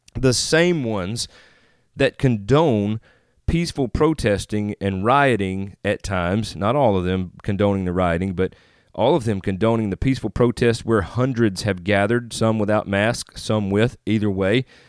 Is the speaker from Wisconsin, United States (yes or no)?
no; Northeast Mississippi, United States; also born or lived in Northeast Arkansas; now in Jonesboro, United States; I live in Northeast Arkansas right now, just outside of Jonesboro, Arkansas, but I am originally from Northeast Mississippi.